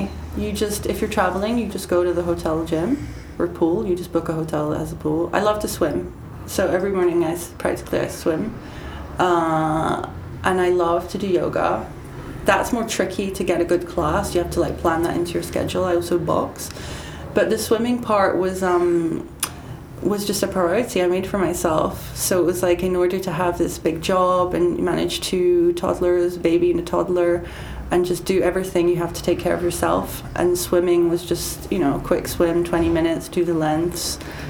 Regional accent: United Kingdom; now in Paris, France; I don't feel, I'm still British, but I'm definitely Parisian now.

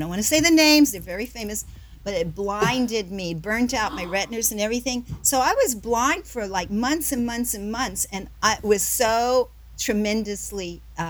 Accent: Southern United States, United States; But, you know, growing up in the South and everything, being, mixed like that, and there were not so many opportunities.

